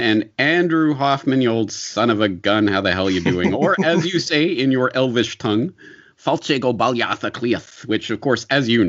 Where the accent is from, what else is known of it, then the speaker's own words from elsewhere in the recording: Canada; also born or lived in Western Japan; now in Japan; I'm Canadian